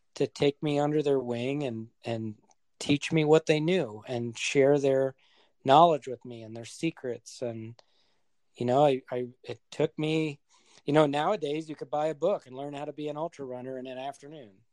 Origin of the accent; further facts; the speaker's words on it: southern New Hampshire, United States; moved away as an adult; now in Colorado, United States; I'm originally from New Hampshire, born and raised. Spent the first 31 years of my life there